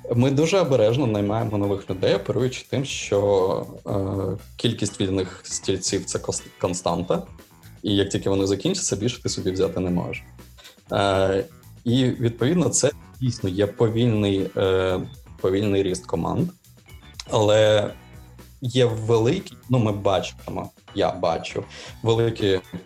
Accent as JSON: {"language": "Ukrainian", "region": "Kyiv", "country": "Ukraine", "said": "ми кияни, ми залишаємось в Києві"}